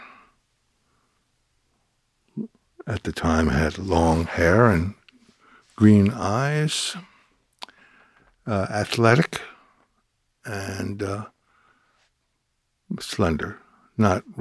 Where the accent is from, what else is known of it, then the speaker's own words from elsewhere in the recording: New York City, New York, United States; I grew up in Brooklyn